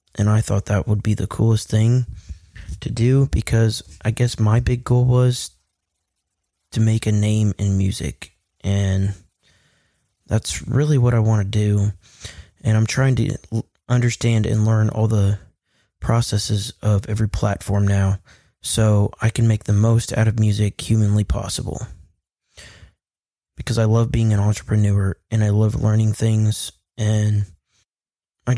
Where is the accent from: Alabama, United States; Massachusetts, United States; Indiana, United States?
Indiana, United States; Kokomo; also born or lived in California; I was born in California, and then we moved to Kokomo because my dad got a job and got paid better, so we just ended up moving here when I was little